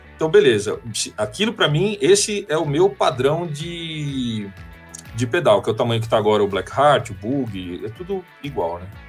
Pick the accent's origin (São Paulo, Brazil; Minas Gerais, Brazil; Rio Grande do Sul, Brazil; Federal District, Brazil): São Paulo, Brazil; ABC Paulista; eu sou lá da BC